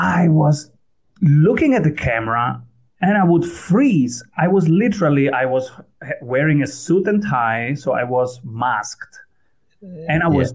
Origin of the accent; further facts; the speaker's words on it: Italy; first language Italian; English is a second language; also born or lived in Austria; now in Vienna, Austria; So I was born in Italy. My first language was Italian. And then I went to Austria.